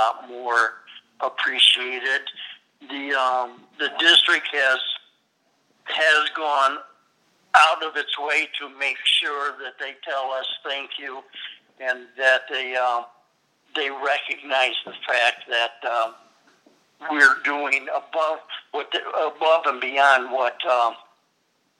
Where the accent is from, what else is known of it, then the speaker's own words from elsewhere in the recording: Berrien County, Michigan, United States; I grew up in Berrien County, which is right next to Cass County